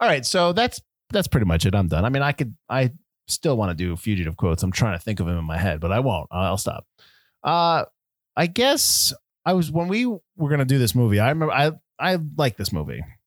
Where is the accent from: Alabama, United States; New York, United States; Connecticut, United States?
Connecticut, United States; we're from Connecticut.